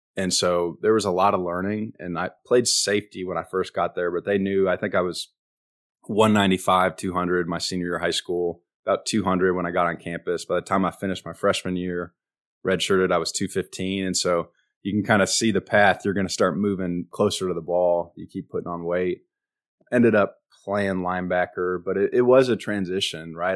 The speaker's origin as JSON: {"language": "English", "town": "Richmond", "region": "Texas", "country": "United States", "tie": "born or raised there", "also_born_or_lived": "Omaha, Nebraska", "moved": "yes", "said": "I was born in Omaha, Nebraska, but then my dad was in the F B I, and he got transferred down here 'cause he had, he kinda put in for transfer. He wanted to do something a little different, go to a big city. And so we moved down here for about eight years, started playing football in second grade, lived in Richmond, Texas"}